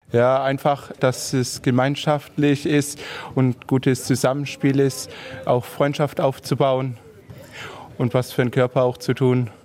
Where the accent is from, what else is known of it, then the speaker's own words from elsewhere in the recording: Heilbronn, Baden-Württemberg, Germany; bin 31 Jahre alt, ich komme aus Heilbronn und spiele Fußball